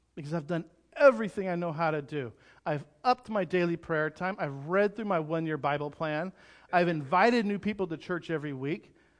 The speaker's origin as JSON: {"language": "English", "region": "California", "country": "United States", "tie": "born or raised there", "said": "growing up in California"}